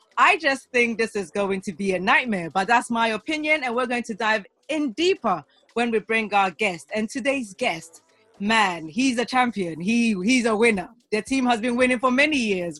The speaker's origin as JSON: {"language": "English", "country": "Ghana", "said": "I'm a Ghanaian"}